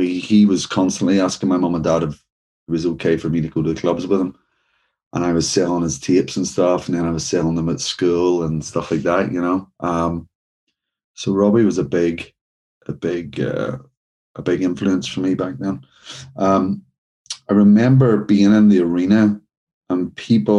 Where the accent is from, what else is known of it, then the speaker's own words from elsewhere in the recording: Northern Ireland, United Kingdom; growing up in Northern Ireland and in that era